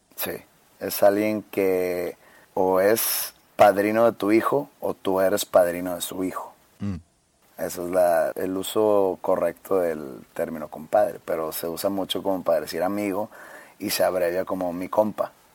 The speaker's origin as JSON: {"language": "Spanish", "town": "Monterrey", "region": "Nuevo León", "country": "Mexico", "said": "aquí no decimos primo"}